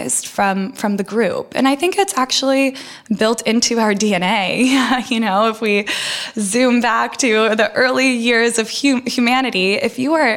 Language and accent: English; outside of San Francisco, California, United States; first language Russian; English is a second language; also born or lived in Russia; I grew up outside of San Francisco